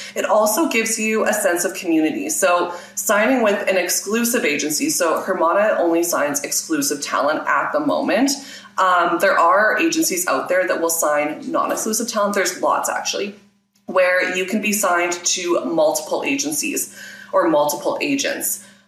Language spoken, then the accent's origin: English; Regina, Saskatchewan, Canada; So I am based in Regina, Saskatchewan, which is in Canada. And I was born here, raised here, and I'm still here